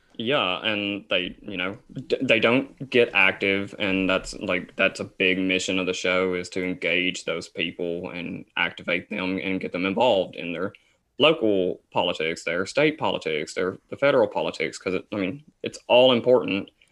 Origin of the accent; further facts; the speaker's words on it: Tennessee, United States; Isaac and I are from Tennessee. Um, I currently still live in Tennessee